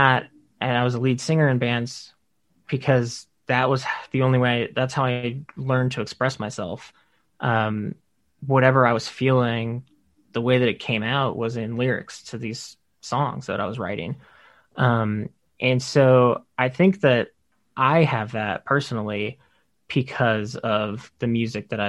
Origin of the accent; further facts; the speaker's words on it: Texas, United States; moved away as an adult; now in New York, United States; I'm from Texas, and I've been in New York for 8.5 years now.